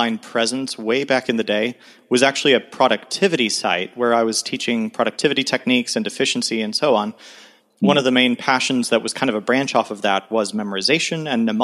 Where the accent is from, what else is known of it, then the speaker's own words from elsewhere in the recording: Tulsa, Oklahoma, United States; I'm in Tulsa, Oklahoma, kind of hunkering down as I have been for the last year in my hometown